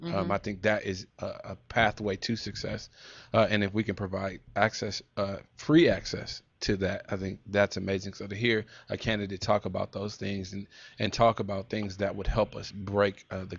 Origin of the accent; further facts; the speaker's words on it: Pasadena, California, United States; I grew up with a strong sense of responsibility to the community. You know, I grew up in Pasadena, last school district to integrate in the country.